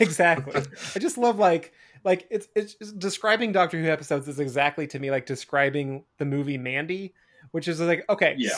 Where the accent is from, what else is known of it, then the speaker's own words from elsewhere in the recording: Spokane, Washington, United States; moved away; Spokane, mm. in my hometown